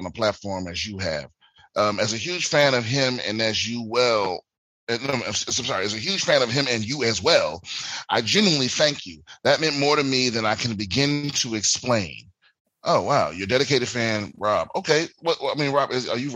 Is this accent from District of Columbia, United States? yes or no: yes; Washington, District of Columbia, United States; moved away; my hometown, I'm performing in DC in a few weeks